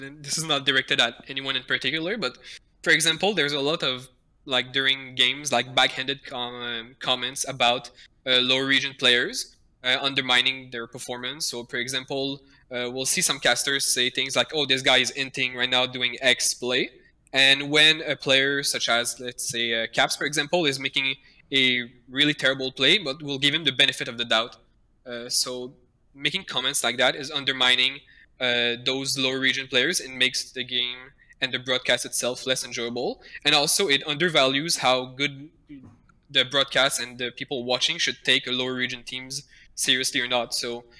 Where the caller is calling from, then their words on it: Quebec City, Quebec, Canada; From Quebec City, Canada.